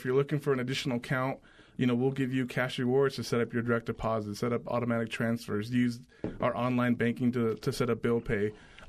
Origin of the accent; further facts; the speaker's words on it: Johnstown, Colorado, United States; also born or lived in Milliken, Colorado; No. I grew up in Johnstown and Milliken